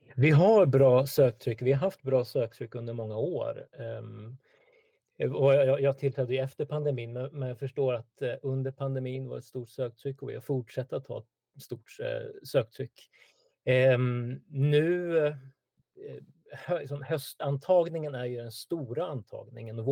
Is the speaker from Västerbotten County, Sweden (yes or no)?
no; Stockholm, Stockholm County, Sweden; född och uppvuxen i Stockholm, bor i norra Stockholm